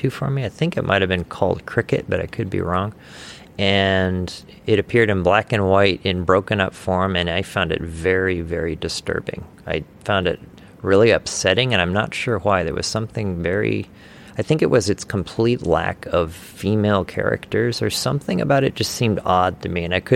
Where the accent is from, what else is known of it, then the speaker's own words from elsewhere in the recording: Omaha, Nebraska, United States; I grew up in Omaha, Nebraska, which is right in the very middle of the country in every way